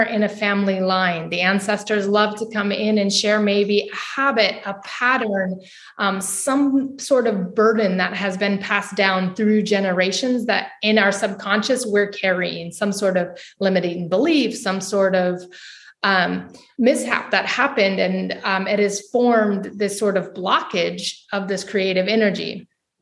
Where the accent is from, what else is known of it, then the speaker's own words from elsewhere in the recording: United States; moved away as an adult; now in Portugal; I'm from the States. I'm living currently in Europe